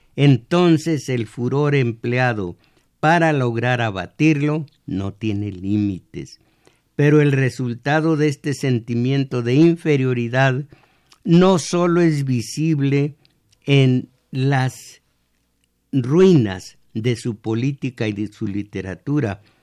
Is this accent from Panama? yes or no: no; Mexico; como somos o creemos que somos los mexicanos